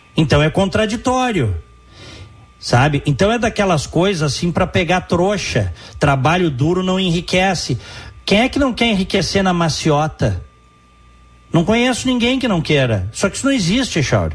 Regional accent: Rio Grande do Sul, Brazil; tá falando um gaúcho, tá? Que ama o seu estado e a sua cidade

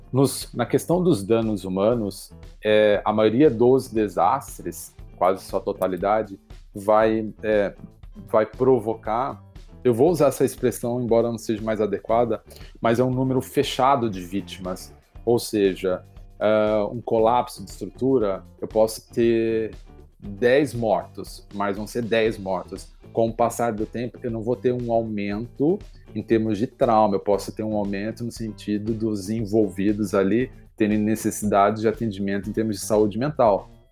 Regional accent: São Paulo, Brazil; also born or lived in Rio Grande do Sul; now in Porto Alegre, Brazil; eu sou de São Paulo

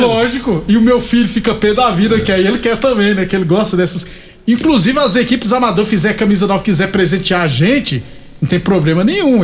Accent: Rio Grande do Norte, Brazil; now in Rio Verde, Brazil; lá do Rio Grande do Norte, da minha terra

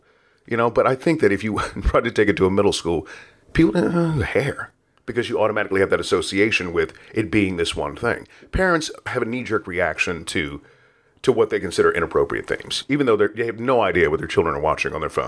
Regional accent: Detroit, Michigan, United States; I grew up in Detroit, and Detroit, when I was a kid, was absolutely beautiful.

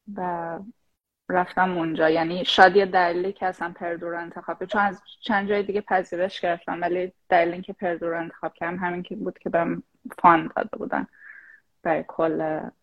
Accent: Shahrud, Semnan, Iran; moved away as an adult; also born or lived in Tehran; now in United States; شاهرودم شاهرودم برای اون کسایی که نمیدونن یه شهر توی استان سمنان

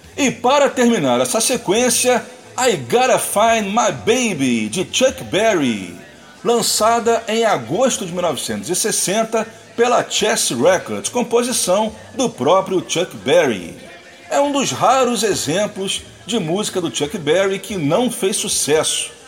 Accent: Brazil; nós meros brasileiros mortais

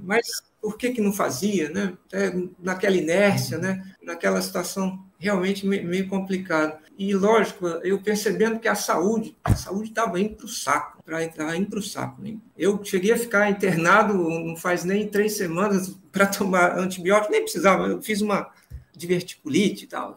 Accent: Vitória, Espírito Santo, Brazil; moved away as an adult; also born or lived in Catanduva / São Paulo; Eu sou de Vitória, no Espírito Santo, formei por lá, pela Santa Casa

